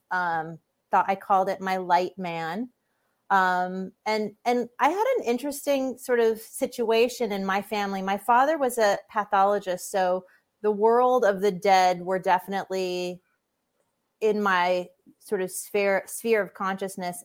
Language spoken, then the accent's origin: English; Hawaii, United States; growing up in Hawaii, there's a lot of spiritually open people, um, and that affected me